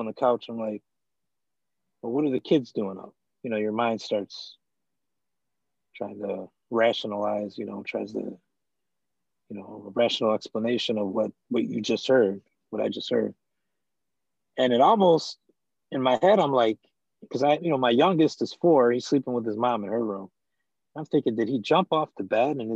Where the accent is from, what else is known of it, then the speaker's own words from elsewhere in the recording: Downriver, Michigan, United States; also born or lived in Detroit, Michigan; I'm from Detroit, Michigan. Raised in Downriver, Michigan, which is not too far from Detroit.